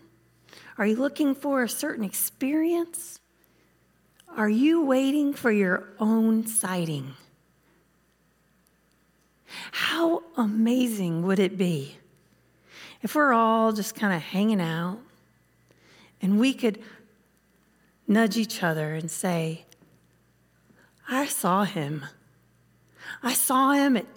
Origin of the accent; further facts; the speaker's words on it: the South, United States; I'm from the South